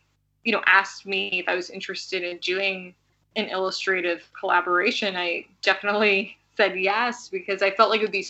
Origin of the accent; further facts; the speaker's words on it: New York, United States; I was born and raised in New York